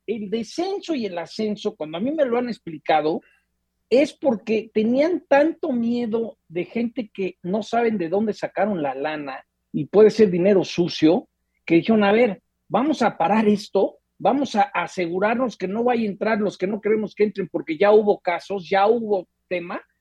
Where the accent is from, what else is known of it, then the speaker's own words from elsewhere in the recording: Mexico; como mexicano